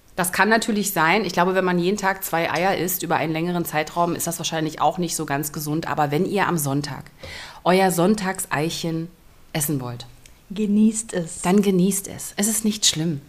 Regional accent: Germany; ich komme ja aus der DDR.

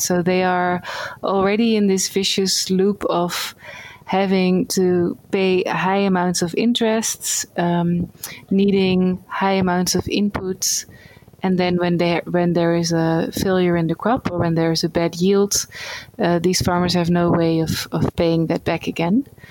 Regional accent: Netherlands; moved away as an adult; now in India; I'm from the Netherlands.

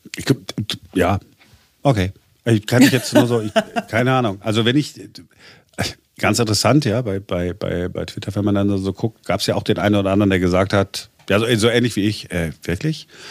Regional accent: Duisburg, North Rhine-Westphalia, Germany; now in Berlin, Germany; ich komme aus Duisburg, das ist, da ist auch, ist auch eine Karnevalshochburg

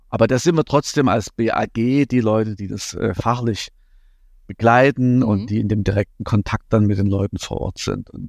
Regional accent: East Germany, Germany; ich bin in der DDR groß geworden

